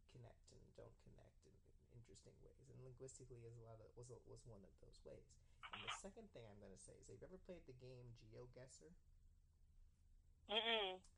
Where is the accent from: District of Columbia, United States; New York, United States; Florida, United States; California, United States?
New York, United States; New York City; I grew up in Brooklyn, and where I lived was sort of this weird mix of like uh, Italian, Jewish, and black. So you know, I guess the upper middle class ish area.